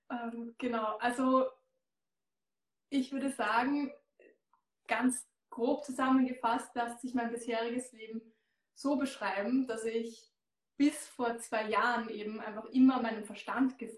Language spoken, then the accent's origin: German; Austria; Ich komme aus Österreich, wie man hört. Ich habe mein Unternehmen in Baden bei Wien.